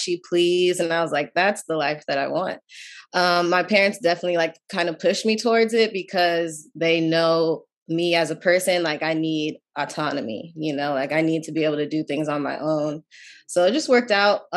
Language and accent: English; Menifee, California, United States; moved away as an adult; now in Washington, D.C., United States; I grew up in Menifee, California